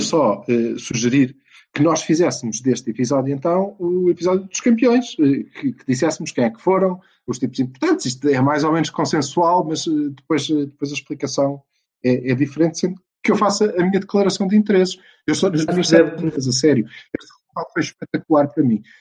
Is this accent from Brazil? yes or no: no; Portugal; como bons portugueses